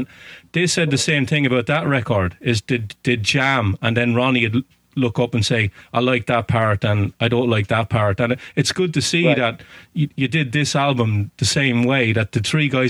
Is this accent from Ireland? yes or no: yes; Waterford, Munster, Ireland; now in Boston area, United States; I'm from Waterford in Southern Ireland